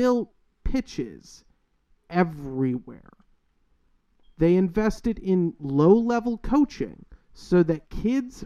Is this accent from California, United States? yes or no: no; Chicago, Illinois, United States; now in Southwest Florida, United States; the suburb I grew up in Chicago